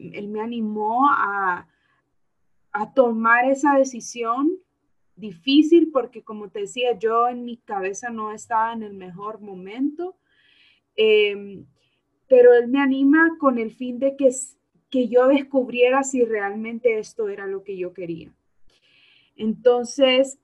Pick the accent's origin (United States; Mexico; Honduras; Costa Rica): Honduras; la educación que se nos está brindando aquí como jóvenes hondureños es muy mala